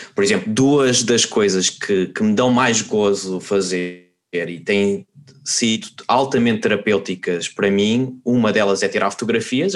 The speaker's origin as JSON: {"language": "Portuguese", "country": "Portugal", "also_born_or_lived": "Spain", "moved": "as an adult", "lives_now": "Netherlands", "said": "nós somos portugueses e nós, por natureza, somos um povo um bocado pessimista"}